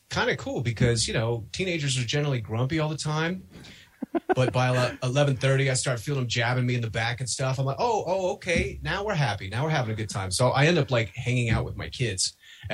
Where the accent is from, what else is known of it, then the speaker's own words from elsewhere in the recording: Denver, Colorado, United States; I'm from Denver